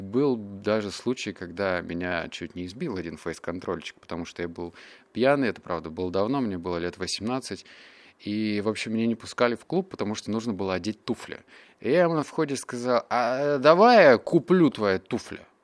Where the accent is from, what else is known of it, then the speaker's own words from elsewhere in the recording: Russia; also born or lived in Barnaul, Russia / Novosibirsk, Russia; я рос в Барнауле, я рос в Новосибирске.